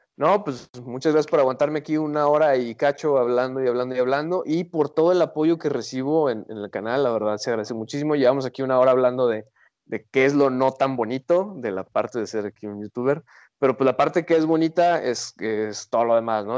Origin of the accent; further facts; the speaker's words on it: Guadalajara, Jalisco, Mexico; Y nosotros venimos de la perla de Occidente